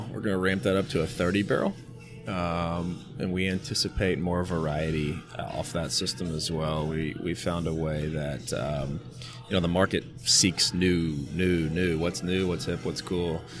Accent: Louisville, Kentucky, United States; we're from Louisville. We are craft beer now. Let's do this.

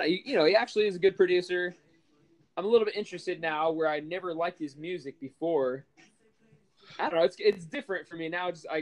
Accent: California, United States; moved away; I come from California.

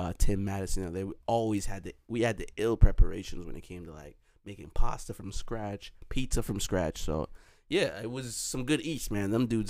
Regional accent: Jamaica; We're Jamaican, so you know how we give it up.

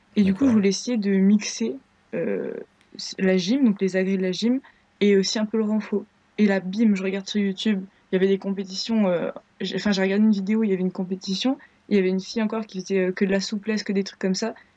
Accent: Grenoble, Auvergne-Rhône-Alpes, France; Je viens de Grenoble.

